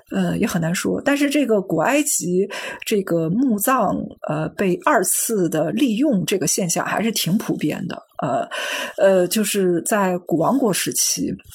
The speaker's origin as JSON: {"language": "Chinese", "country": "China", "said": "我们中国人"}